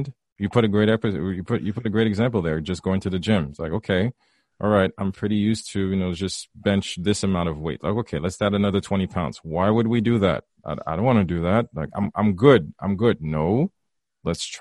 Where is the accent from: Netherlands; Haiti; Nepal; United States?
Haiti; growing up in Haiti as well. I grew up very conservative